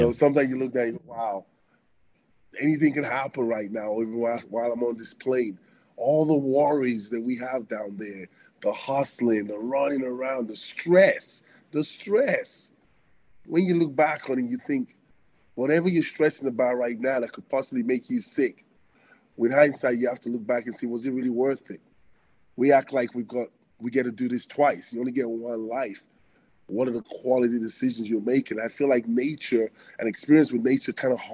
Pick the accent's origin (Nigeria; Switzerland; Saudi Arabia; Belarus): Nigeria; Benin City, Edo; also born or lived in Antwerp, Belgium / London, England / Arizona, United States; now in Canada; growing up in Africa in that kind of an environment